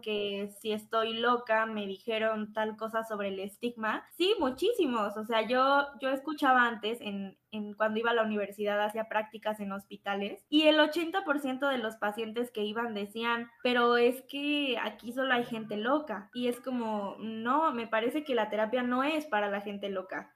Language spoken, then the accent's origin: Spanish; Mexico; Como mexicanos